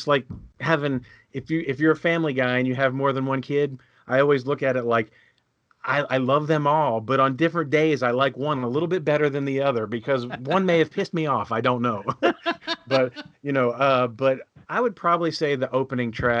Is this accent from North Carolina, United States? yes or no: yes; North Carolina, United States; I grew up in North Carolina